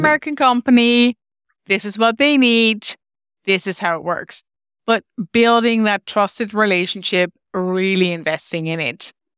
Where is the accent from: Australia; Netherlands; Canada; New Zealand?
Netherlands; moved away as an adult; now in Ireland; I moved from the Netherlands. As I mentioned, I'm originally Dutch